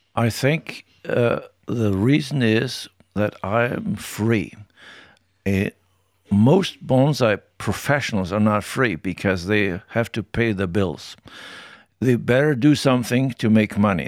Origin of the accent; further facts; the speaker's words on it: Tyrol, Austria; I grew up in Tyrol, and there we learned very early you better say what you think